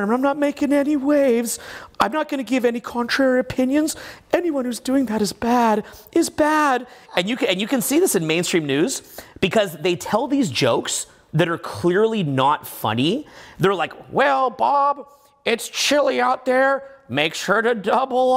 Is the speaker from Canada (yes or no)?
yes; Canada; I'm from Canada, I got into one of the best schools in my country